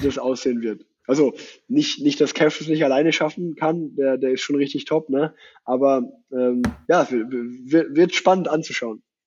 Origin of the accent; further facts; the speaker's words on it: Unna, North Rhine-Westphalia, Germany; moved away as an adult; now in Cologne, Germany; ich habe noch in Unna gewohnt, wo ich groß geworden bin